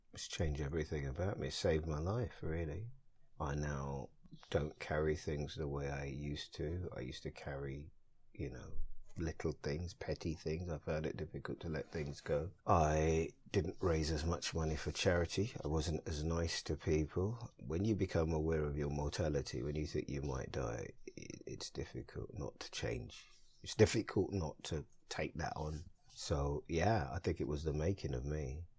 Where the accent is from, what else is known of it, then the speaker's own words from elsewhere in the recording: London, United Kingdom; I'm a Londoner, born and bred. I live here, I work here